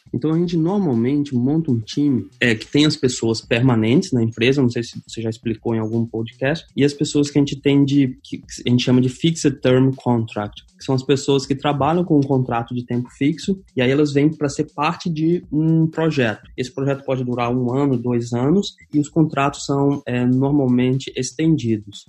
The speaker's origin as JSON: {"language": "Portuguese", "region": "Minas Gerais", "country": "Brazil", "also_born_or_lived": "Rio de Janeiro", "moved": "as an adult", "lives_now": "Ireland", "said": "eu sou mineiro"}